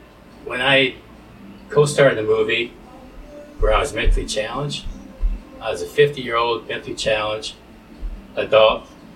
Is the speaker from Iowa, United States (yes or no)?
yes; Cedar Rapids, Iowa, United States; also born or lived in Springville, Iowa; I grew up in Cedar Rapids.